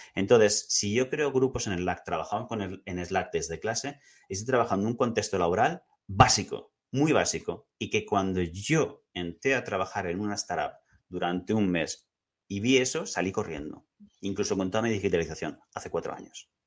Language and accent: Spanish; Madrid, Community of Madrid, Spain; also born or lived in Barcelona; now in Tarragona, Spain; Yo soy de Madrid